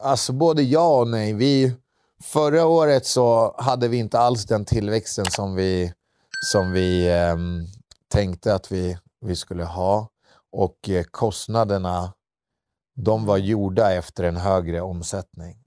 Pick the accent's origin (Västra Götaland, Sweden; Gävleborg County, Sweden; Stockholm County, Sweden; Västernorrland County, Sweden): Stockholm County, Sweden; Södertälje; vi var två killar från Södertälje